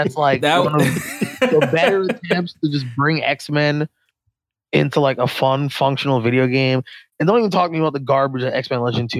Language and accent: English; Philadelphia, Pennsylvania, United States; also born or lived in Long Island; now in Nashville, United States; So Philly originally, and currently reside in Nashville.